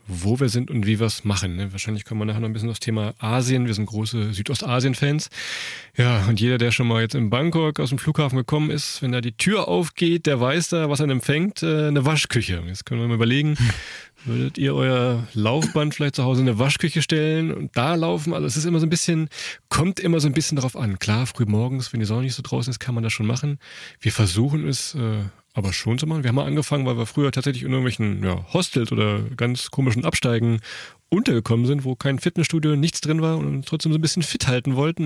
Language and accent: German; Germany; wir kommen von der Weser